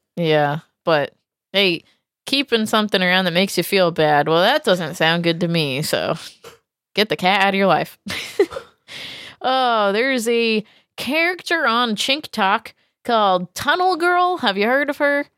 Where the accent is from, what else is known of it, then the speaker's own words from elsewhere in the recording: New England, United States; I'm from New England.